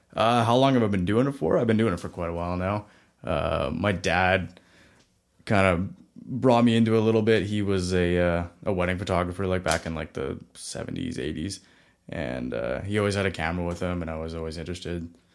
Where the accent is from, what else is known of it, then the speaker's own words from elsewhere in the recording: Vanderhoof, British Columbia, Canada; also born or lived in Kelowna; my hometown, Vanderhoof